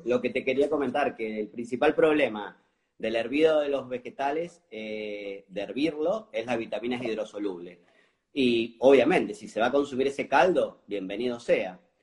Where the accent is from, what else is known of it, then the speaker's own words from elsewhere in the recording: Mendoza, Argentina; now in Argentine Litoral, Argentina; soy, soy, soy de Mendoza y ahora estoy viviendo en el litoral